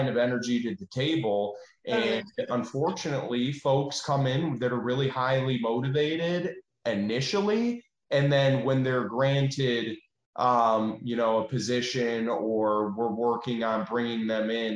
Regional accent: Michigan, United States; moved away as an adult; now in Tennessee, United States; we're not from Tennessee. We're from Michigan, and we moved here

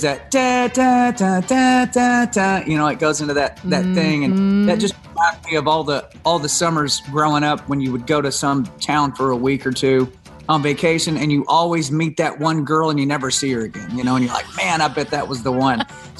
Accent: Texas, United States; I'm a Texan.

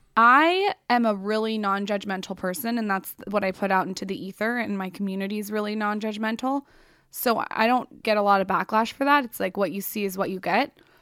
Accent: San Diego, California, United States; I grew up in San Diego

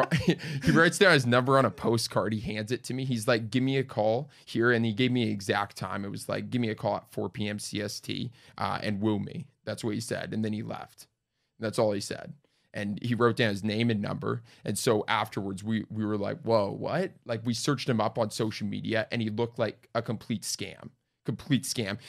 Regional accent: Winnipeg, Manitoba, Canada; moved away; Born and raised in Winnipeg. Twenty years there.

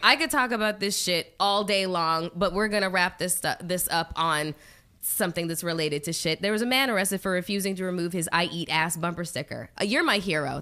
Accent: Canada; I'm Canadian

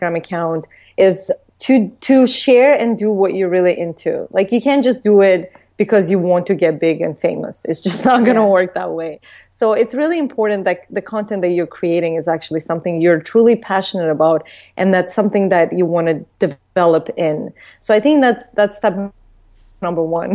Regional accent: Baku, Azerbaijan; moved away; as a young girl, like growing up in Baku, Azerbaijan

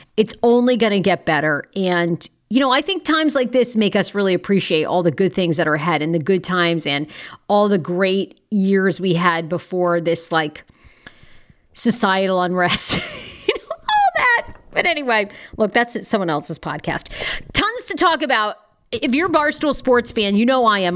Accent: Maine, United States; I'm from Maine.

